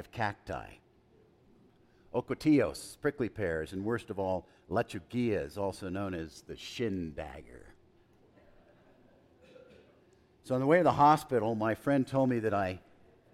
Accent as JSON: {"language": "English", "town": "El Paso", "region": "Texas", "country": "United States", "tie": "born or raised there", "said": "as a young boy, I grew up in El Paso"}